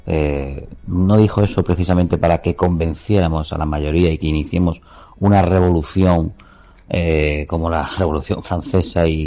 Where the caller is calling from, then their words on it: Marbella, Andalusia, Spain; Buenas tardes, … … de Marbella.